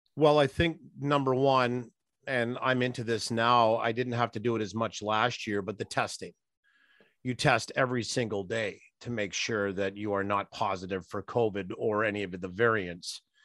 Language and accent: English; Lake Winnipeg, Manitoba, Canada; also born or lived in Swift Current, Saskatchewan; growing up on Lake Winnipeg out at the Boston Bayside